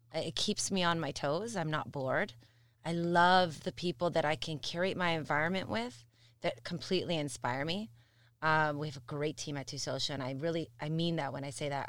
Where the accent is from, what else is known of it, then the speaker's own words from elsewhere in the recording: Mississauga, Ontario, Canada; I have a soft spot for Missus Saga. It's my hometown.